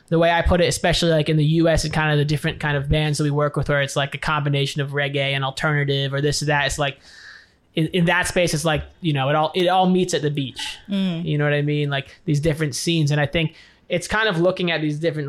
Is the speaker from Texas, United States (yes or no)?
no; New York City, New York, United States; now in California, United States; I grew up in New York City originally. I live in California now